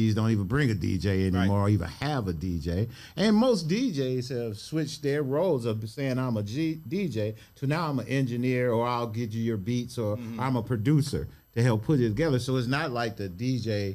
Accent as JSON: {"language": "English", "town": "Cleveland", "region": "Ohio", "country": "United States", "tie": "born or raised there", "said": "I grew up in Glenville."}